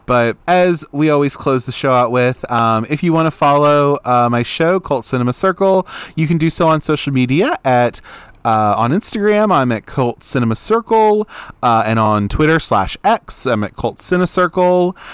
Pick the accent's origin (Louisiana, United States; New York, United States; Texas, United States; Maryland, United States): Maryland, United States; Baltimore; I'm from Baltimore. I live in Baltimore